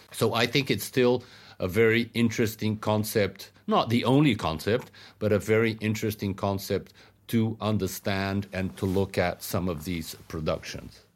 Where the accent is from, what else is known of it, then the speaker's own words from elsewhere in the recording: Brazil; where I come from in Brazil and Latin America